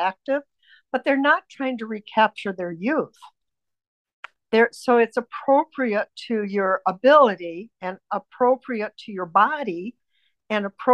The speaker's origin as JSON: {"language": "English", "country": "United States", "tie": "born or raised there", "said": "I was raised in United States of America"}